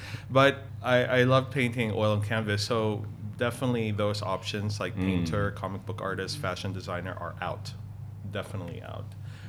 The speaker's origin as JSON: {"language": "English", "town": "Manila", "region": "Metro Manila", "country": "Philippines", "tie": "born or raised there", "moved": "yes", "lives_now": "United States", "said": "So before I moved to Texas, I was born and raised in Manila in the Philippines. So we're Filipinos, although we do have Chinese ancestry background."}